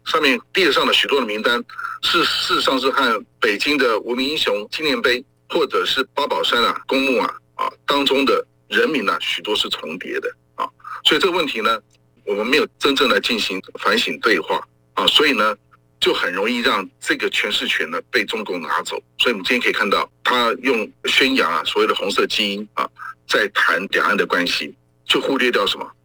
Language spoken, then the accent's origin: Chinese; Taiwan; 我们台湾人反抗国民党的专制统治